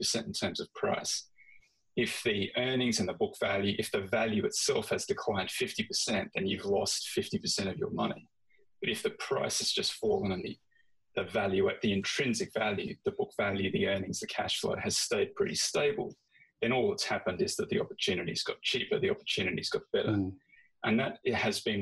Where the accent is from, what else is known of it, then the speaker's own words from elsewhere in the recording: Australia; moved away; I'm very familiar with Australia, of course, because that's where I grew up and that's where I started.